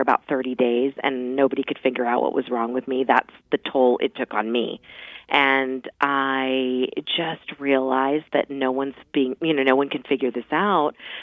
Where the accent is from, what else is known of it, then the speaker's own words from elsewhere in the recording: Mount Vernon, Virginia, United States; I grew up in Mount Vernon